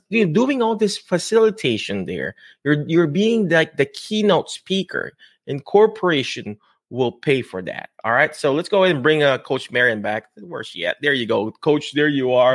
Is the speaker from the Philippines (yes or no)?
yes; Philippines; I'm Filipino, I'm brown-skinned